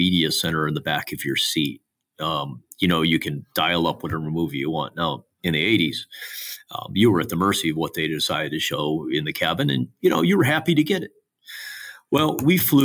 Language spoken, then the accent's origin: English; Michigan, United States; my home state here, Michigan